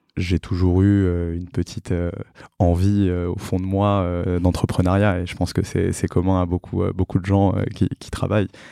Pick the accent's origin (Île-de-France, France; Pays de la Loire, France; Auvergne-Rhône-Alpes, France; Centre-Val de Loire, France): Île-de-France, France; Paris; also born or lived in Drancy / Montreal; j'ai grandi à Paris, je suis né à Drancy